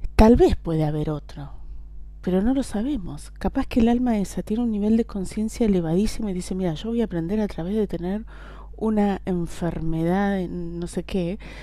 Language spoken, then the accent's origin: Spanish; Argentina; como decimos Argentina